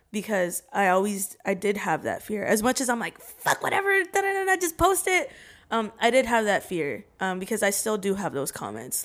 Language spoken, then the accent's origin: English; Salem, Oregon, United States; I'm from, I'm from Salem, Oregon.